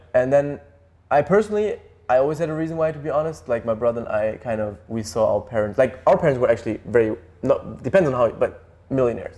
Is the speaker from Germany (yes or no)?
yes; Germany; Germany, like where we grew up